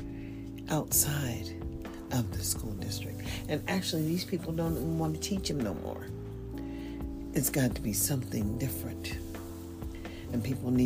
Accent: United States; now in Nevada, United States; I'm just an American

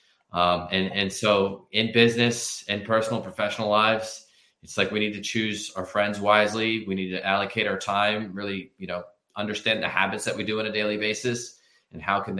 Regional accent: Philadelphia, Pennsylvania, United States; I'm from Philadelphia

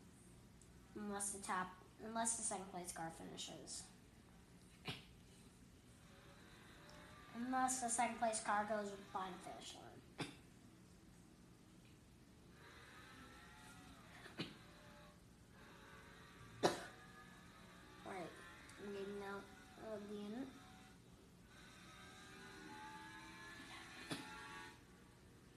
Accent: North Carolina, United States; my home state, North Carolina

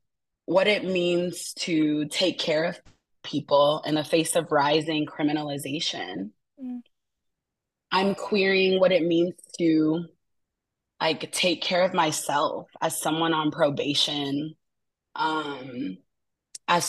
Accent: Asheville, North Carolina, United States; Today I am tuning in from stolen Uchi and Cherokee territories, also known as Asheville, North Carolina.

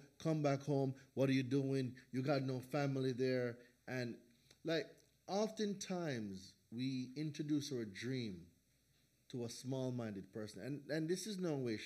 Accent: Jamaica; moved away as an adult; also born or lived in New Hampshire; now in United States; I was born in Jamaica. I am the second of five children.

